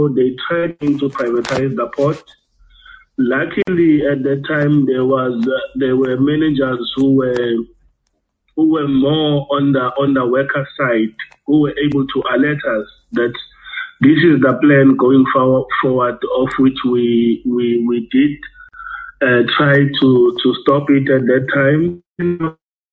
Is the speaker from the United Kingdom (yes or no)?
no; Durban, KwaZulu-Natal, South Africa; I am from South Africa, Durban.